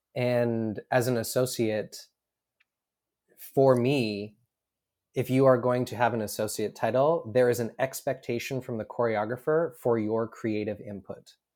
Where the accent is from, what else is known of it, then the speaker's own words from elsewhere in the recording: Edmonton, Alberta, Canada; I grew up in Edmonton, Alberta, um, which is prairies, think Midwest America.